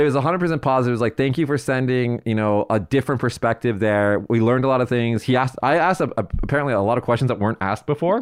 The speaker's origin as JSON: {"language": "English", "country": "United States", "said": "as the American side of this conversation"}